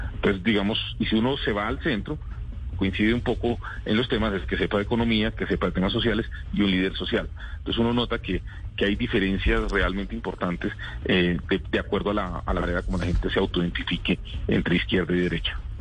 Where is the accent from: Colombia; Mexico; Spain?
Colombia; somos los colombianos